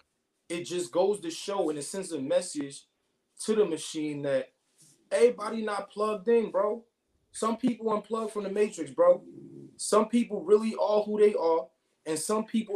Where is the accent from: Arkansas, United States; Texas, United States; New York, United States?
New York, United States; Brooklyn; I'm from Brooklyn